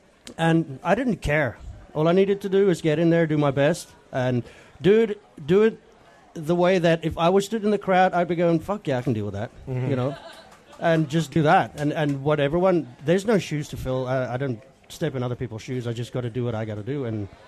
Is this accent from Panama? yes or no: no; South Africa; South Africa.